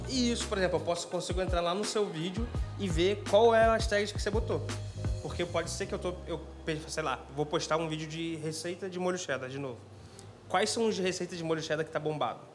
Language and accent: Portuguese; interior of Rio de Janeiro state, Brazil; eu sou do interior do Rio